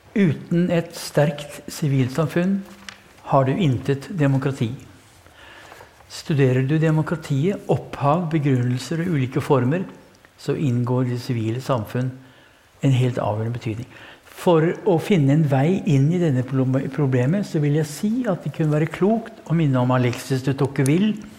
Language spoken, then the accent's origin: Norwegian; Kongsberg, Buskerud, Norway; jeg har vært i oppveksten på Kongsberg